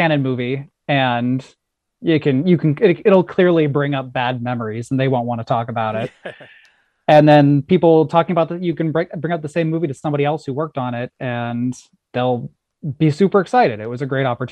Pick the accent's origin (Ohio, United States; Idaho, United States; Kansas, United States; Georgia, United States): Ohio, United States; I grew up out in Ohio, kind of middle of nowhere